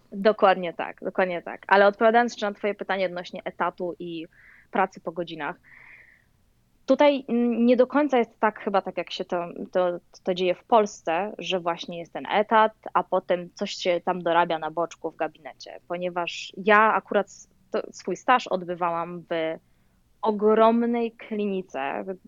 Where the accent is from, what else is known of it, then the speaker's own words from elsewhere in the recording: Poland; moved away as an adult; also born or lived in Louisiana, United States; now in United States; ja przyjechałam z Polski